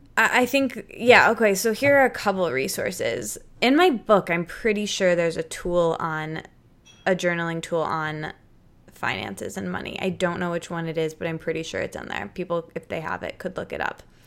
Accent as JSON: {"language": "English", "region": "Michigan", "country": "United States", "moved": "yes", "said": "I'm from Michigan and I was living in Michigan for a really long time"}